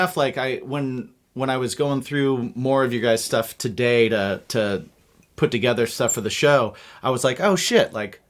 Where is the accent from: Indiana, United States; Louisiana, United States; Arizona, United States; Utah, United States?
Indiana, United States; I grew up in Indiana, so just a little south of you.